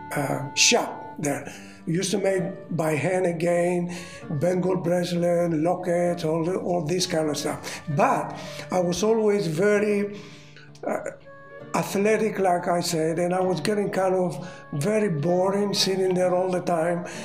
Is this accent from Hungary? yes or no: no; Rhodes, South Aegean, Greece; English is a second language; moved away as an adult; also born or lived in Australia; I was born in Rhodes, Greece